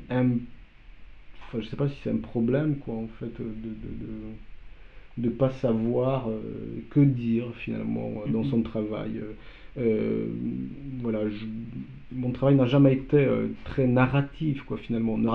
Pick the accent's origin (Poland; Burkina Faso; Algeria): Poland; first language Polish; French is a second language; moved away; moi je me suis euh, spontanément exprimé dans, ma langue maternelle. Quoi, donc, euh, donc voilà, le polonais